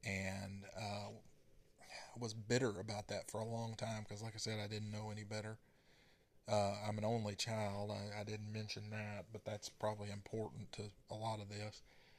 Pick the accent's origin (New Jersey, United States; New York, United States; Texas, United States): Texas, United States; born there; So, I was born in East Texas, and my dad worked in the oil field, and we moved 4 times before I reached the 5th grade.